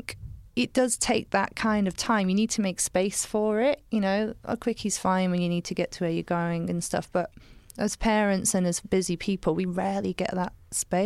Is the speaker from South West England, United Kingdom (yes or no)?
yes; Somerset, South West England, United Kingdom; I grew up in Somerset